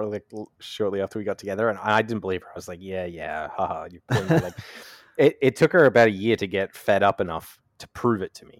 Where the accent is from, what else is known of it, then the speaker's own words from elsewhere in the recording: Australia; I'm from Australia.